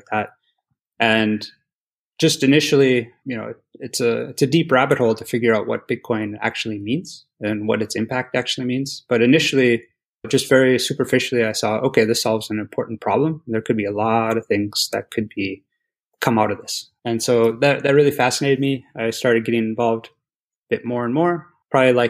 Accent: Wisconsin, United States; I'm from Wisconsin originally. I was born and raised there in the US

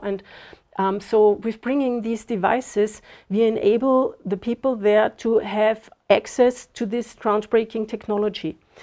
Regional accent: Austria; moved away as an adult; now in Zimbabwe; I was born in Austria

